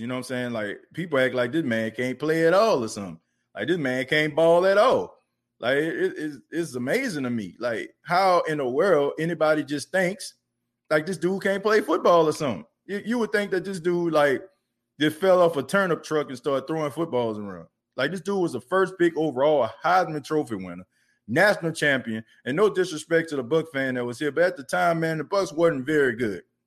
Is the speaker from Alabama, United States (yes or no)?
no; New Orleans, Louisiana, United States; New Orleans is my hometown.